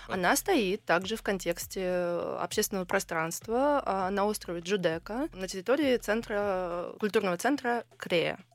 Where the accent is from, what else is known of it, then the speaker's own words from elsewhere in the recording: Georgia; now in Russia; мой папа грузин, и я всё детство провела в Грузии